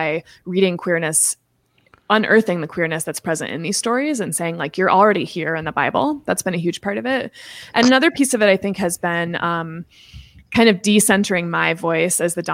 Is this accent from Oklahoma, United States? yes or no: no; Seattle, Washington, United States; the Episcopal Cathedral where I was raised in Seattle